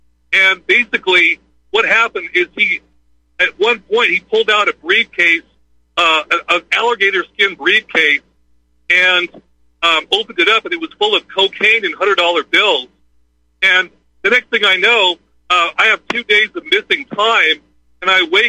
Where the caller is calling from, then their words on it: Dulce, New Mexico, United States; Yes, I'm currently calling from Dulce, New Mexico.